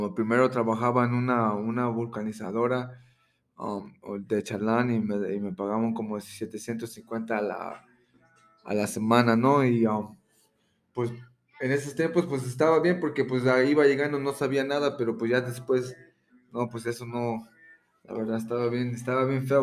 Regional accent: Immokalee, Florida, United States; moved away as an adult; also born or lived in Iztapalapa, Mexico City, Mexico; now in Mexico City, Mexico; crecí casi toda mi vida en Estados Unidos desde los tres años, me, me, llevaron para allá, entonces vengo desde Immokalee, Florida

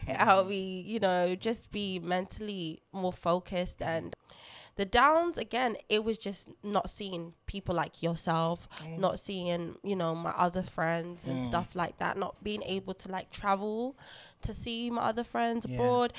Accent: London, United Kingdom; first language Lingala; English is a second language; I was born in London, but I came from a very heavy cultured Congolese family and household. My first language was Lingala

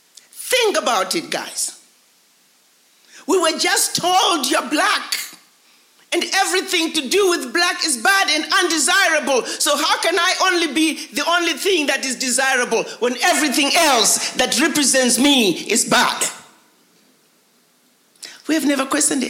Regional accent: Zimbabwe; moved away; as a African born in Zimbabwe, then Rhodesia

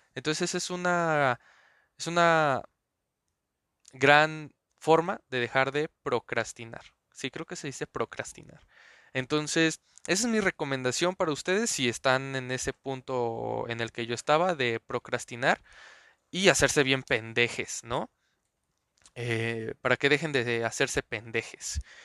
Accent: Mexico City, Mexico; nací en Azcapotzalco.

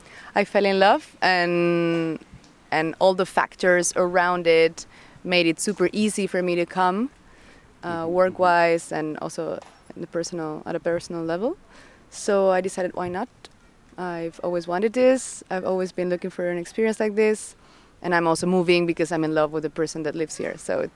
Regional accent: Madrid, Community of Madrid, Spain; English is a second language; moved away as an adult; also born or lived in Amsterdam; now in Berlin, Germany; I come from Madrid. I've always lived in Madrid. It's true that I did 1 year studying in Amsterdam

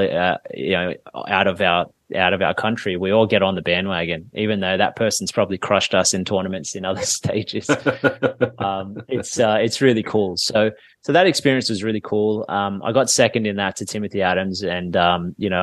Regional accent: Sydney, New South Wales, Australia; here in Sydney, in my hometown here

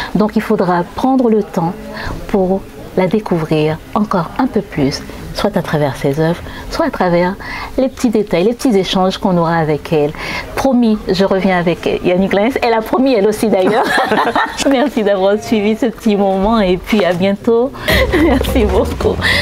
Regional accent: Haiti; en tant qu'haïtien

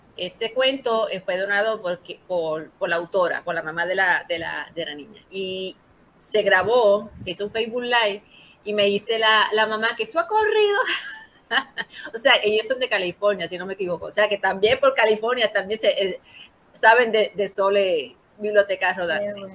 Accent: Ponce, Puerto Rico; yo soy de Ponce, somos de Ponce

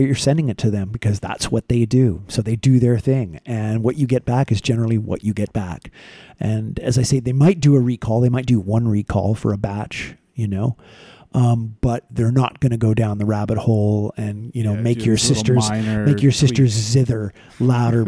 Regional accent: Vancouver, British Columbia, Canada; I grew up in Vancouver, British Columbia

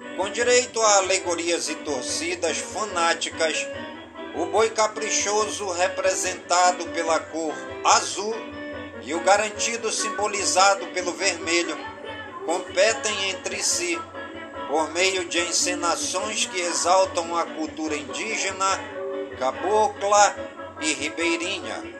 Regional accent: Careiro da Várzea, Amazonas, Brazil; a padroeira do Careiro da Vaz, é minha cidade natal.

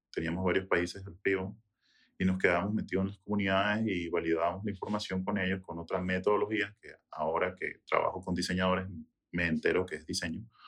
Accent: Venezuela; now in United States; venezolano, nacido en Estados Unidos, pero 100% eh, venezolano

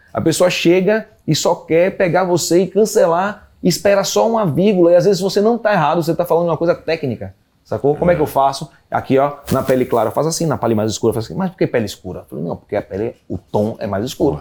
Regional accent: Brazil; moved away; also born or lived in England; eu sou brasileiro

